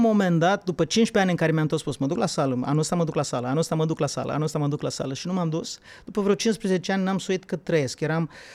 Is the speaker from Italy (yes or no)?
no; Bukovina, Romania; eu sunt din Bucovina